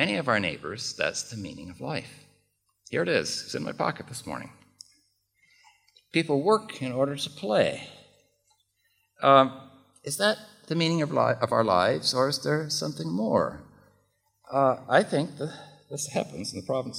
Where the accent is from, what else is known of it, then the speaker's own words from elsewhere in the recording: United States; accent: American; now in Czech Republic; I'm an American